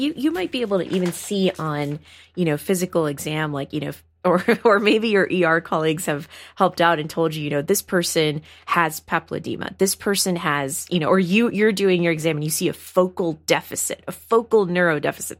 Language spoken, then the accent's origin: English; Houston, Texas, United States; I grew up in Houston, Texas